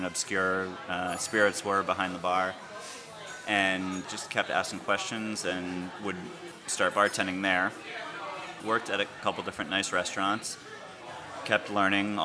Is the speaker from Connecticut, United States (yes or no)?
yes; Connecticut, United States; moved away as an adult; now in Cambridge, United States; I grew up in Connecticut, was born and raised there.